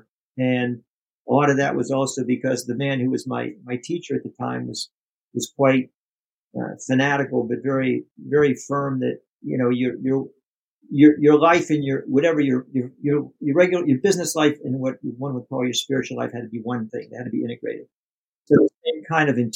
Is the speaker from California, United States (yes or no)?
no; Pittsburgh, Pennsylvania, United States; I'm from the States and grew up in Pennsylvania, in Pittsburgh